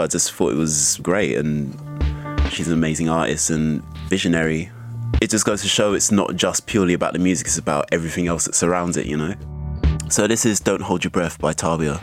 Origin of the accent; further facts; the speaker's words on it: London, United Kingdom; a young Afro Caribbean growing up in South London